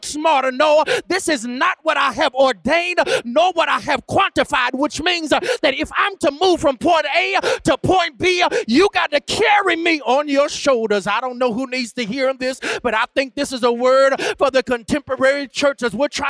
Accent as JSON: {"language": "English", "town": "Greensboro", "region": "North Carolina", "country": "United States", "tie": "born or raised there", "moved": "yes", "said": "I'm from Greensboro, North Carolina, and that's home for me. I was raised by my grandparents"}